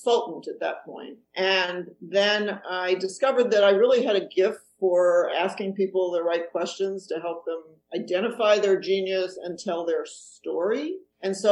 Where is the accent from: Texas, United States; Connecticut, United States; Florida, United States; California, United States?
Florida, United States; Miami Beach; moved away as an adult; also born or lived in Chicago, Illinois; now in Evanston, United States; I grew up in Miami Beach, Florida, of all places